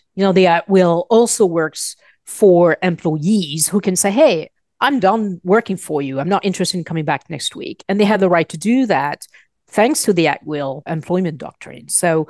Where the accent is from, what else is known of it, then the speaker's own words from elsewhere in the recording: Paris, Île-de-France, France; born there; moved away; I was born in Paris. I've been here for almost 30 years.